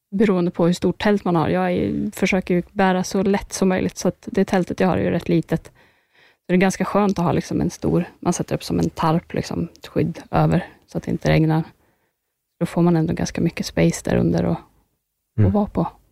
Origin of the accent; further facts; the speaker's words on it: Sweden; här hemma i Sverige